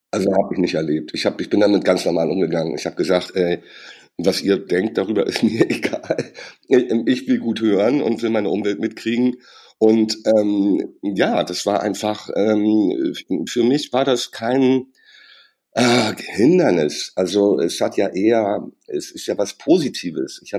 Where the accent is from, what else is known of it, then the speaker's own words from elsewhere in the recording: Hamburg, Germany; ich komme aus Hamburg und da redet man halt so miteinander.